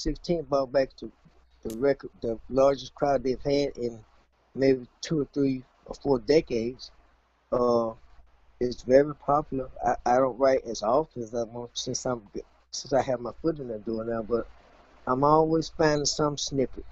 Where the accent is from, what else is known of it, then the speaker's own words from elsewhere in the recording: Mississippi, United States; I'm currently retired, and I'm from Mississippi